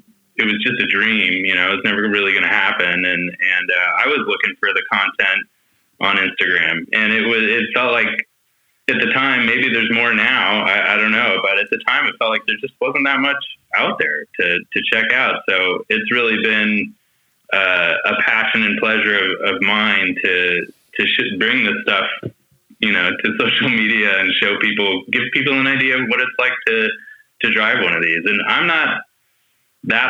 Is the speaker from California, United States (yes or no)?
yes; California, United States; also born or lived in San Diego; I'm born and raised in California